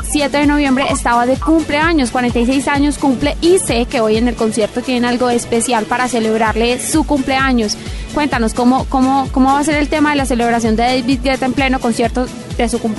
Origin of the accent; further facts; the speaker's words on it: Colombia; Obviamente somos como, como buenos colombianos.